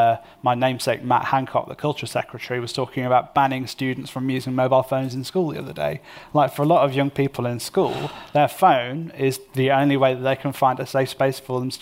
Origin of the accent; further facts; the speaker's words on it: Derby, East Midlands, United Kingdom; non-disabled, straight cis guy, but who's middle-aged and middle-class. I'm from Derby.